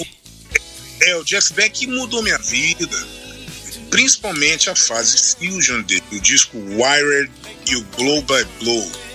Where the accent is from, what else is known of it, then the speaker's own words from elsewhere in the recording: Brazil; eu cresci vendo essas, porque isso no Brasil foi muito forte